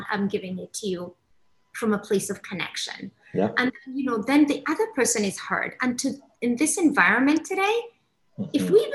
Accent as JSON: {"language": "English", "country": "Somalia", "tie": "born or raised there", "lives_now": "England, United Kingdom", "said": "I grew up in Africa. I mm-hmm. immigrated to England. Um, I grew up, uh, I'm Somali, so I grew up in the Somali culture."}